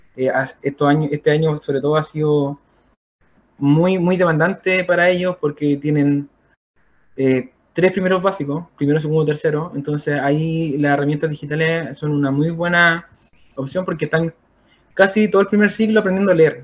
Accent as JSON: {"language": "Spanish", "town": "Santa Bárbara", "region": "Biobío", "country": "Chile", "tie": "born or raised there", "also_born_or_lived": "San Nicolás", "said": "yo soy oriundo de Santa Bárbara, eh, un poquito más al sur."}